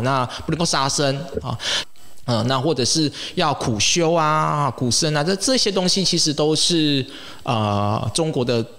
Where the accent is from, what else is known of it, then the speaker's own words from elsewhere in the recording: Taiwan; 像我们台湾人